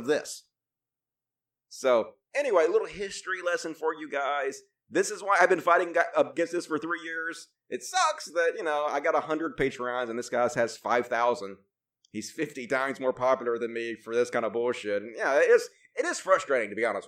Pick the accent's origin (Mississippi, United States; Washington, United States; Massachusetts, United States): Mississippi, United States; I grew up in Mississippi and I had a Mississippi education